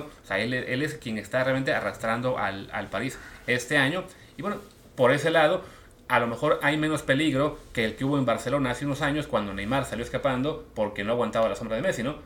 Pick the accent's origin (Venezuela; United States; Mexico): Mexico